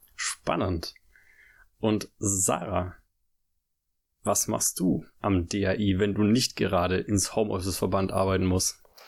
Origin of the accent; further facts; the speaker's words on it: Black Forest, Baden-Württemberg, Germany; also born or lived in Tübingen; meine Heimat ist, äh, im Schwarzwald, so, da komme ich her. Also, da bin ich geboren, da bin ich aufgewachsen.